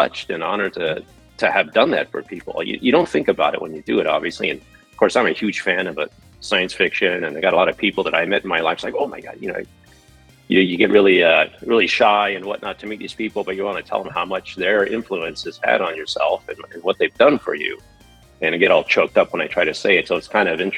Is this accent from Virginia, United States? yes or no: no; Central Coast of California, United States; I grew up in the Central Coast of California